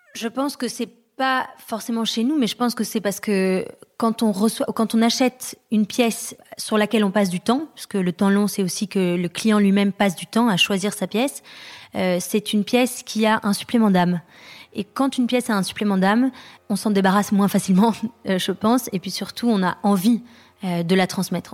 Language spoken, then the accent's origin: French; France; also born or lived in London; now in Paris, France; on est rentré à Paris parce qu'on est français mais on a habité longtemps à l'étranger